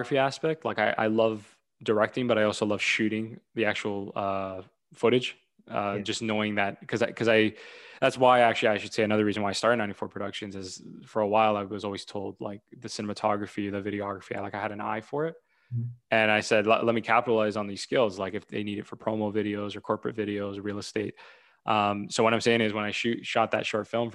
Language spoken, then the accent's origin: English; Toronto, Ontario, Canada; I'm from Toronto